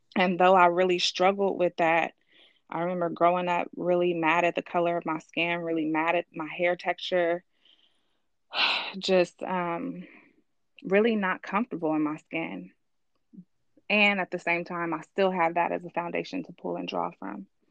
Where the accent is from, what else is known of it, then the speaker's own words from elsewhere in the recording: Richmond, California, United States; I grew up in Richmond